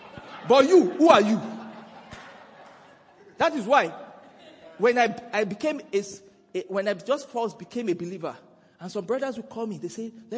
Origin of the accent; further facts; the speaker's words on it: Nigeria; now in South Africa; Even though we are in South Africa today, you know, I came from Nigeria.